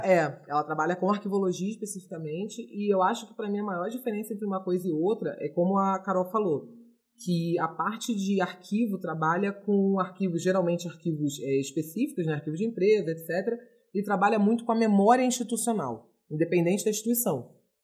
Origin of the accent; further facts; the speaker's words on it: Rio de Janeiro, Brazil; now in Curitiba, Brazil; Eu sou carioca, mas moro em Curitiba.